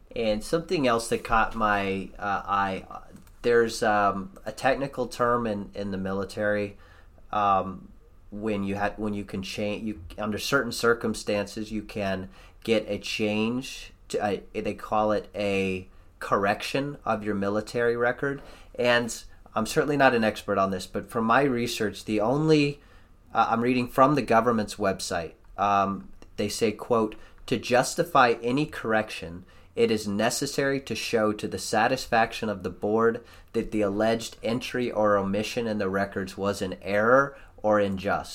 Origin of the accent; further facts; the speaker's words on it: United States; as an American